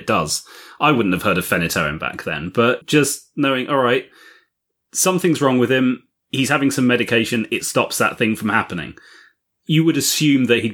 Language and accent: English; United Kingdom; just speaking as a Brit